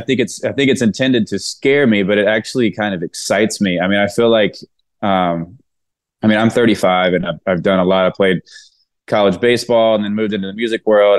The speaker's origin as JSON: {"language": "English", "region": "Mississippi", "country": "United States", "moved": "as an adult", "lives_now": "Nashville, United States", "said": "I'm from Mississippi, so it kind of rolls off the tongue a little bit"}